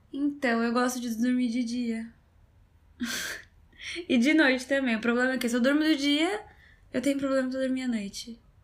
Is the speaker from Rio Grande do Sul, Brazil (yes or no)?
no; São Paulo, Brazil